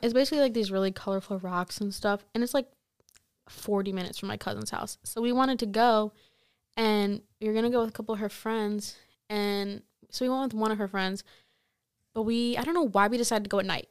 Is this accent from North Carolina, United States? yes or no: no; Stoughton, Wisconsin, United States; I'm, like, from a really small town. You've probably never heard of it. Like, it's, like, thirty minutes from Madison.